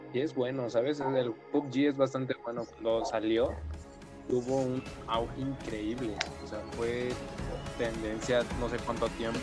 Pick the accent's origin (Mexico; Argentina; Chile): Mexico